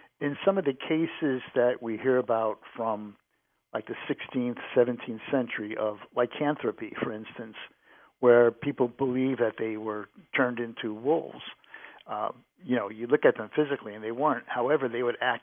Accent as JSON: {"language": "English", "region": "New England", "country": "United States", "tie": "born or raised there", "moved": "yes", "lives_now": "Cincinnati, United States", "said": "I grew up in New England"}